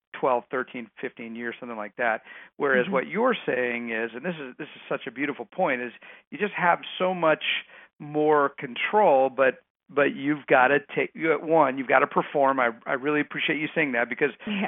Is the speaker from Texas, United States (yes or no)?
yes; Texas, United States; moved away; I grew up in Texas